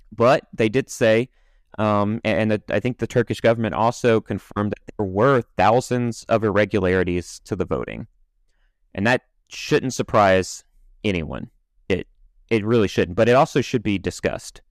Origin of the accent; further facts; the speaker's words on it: United States; I'm an American